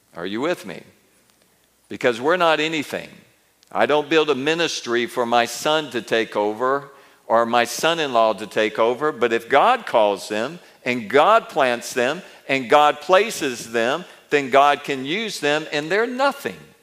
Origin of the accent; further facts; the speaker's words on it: Mobile and Montgomery, Alabama, United States; moved away; also born or lived in India / Israel; when I grew up in Mobile and Montgomery